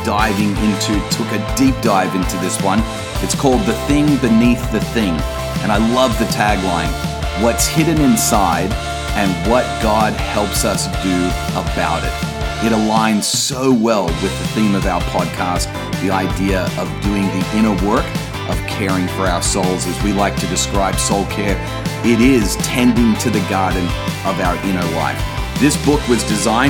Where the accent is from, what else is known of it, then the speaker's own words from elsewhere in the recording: Australia; even down under